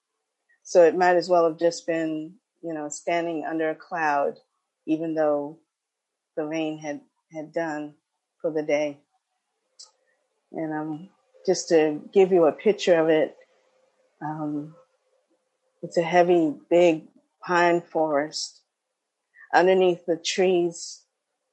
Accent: New York, United States; moved away as an adult; I just moved back to New York a couple of weeks ago. So I'm in a very new place for me, very new atmosphere, lots of noise that I'm not used to, even though I grew up here in New York.

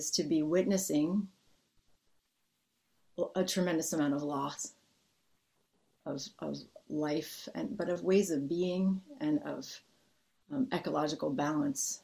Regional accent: United States; a person growing up in the United States

